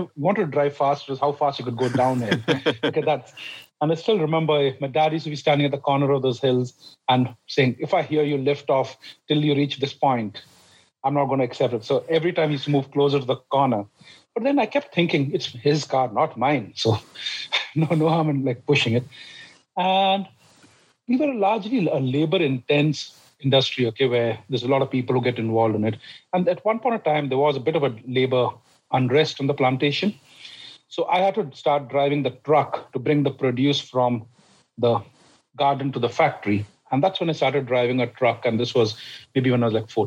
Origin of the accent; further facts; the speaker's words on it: India; I grew up in India. I grew up on a tea plantation.